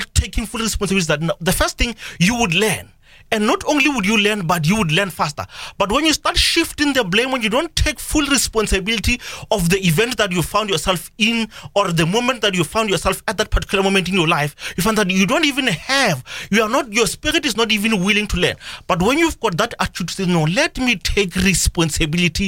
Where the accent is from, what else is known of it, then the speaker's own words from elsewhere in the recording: South Africa; Even as a citizen of South Africa